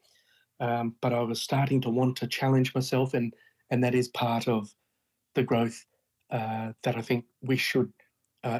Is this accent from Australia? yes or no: yes; Brisbane, Queensland, Australia; my hometown in Brisbane